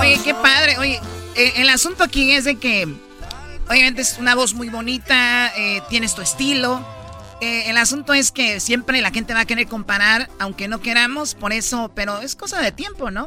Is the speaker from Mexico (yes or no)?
yes; Jalisco, Mexico; Yo soy de Jalisco